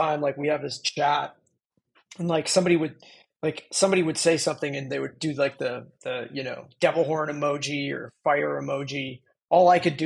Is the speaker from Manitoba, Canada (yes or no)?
no; Calgary, Alberta, Canada; moved away as an adult; also born or lived in Fort Worth, Texas; now in San Jose, United States; I grew up in Calgary, Alberta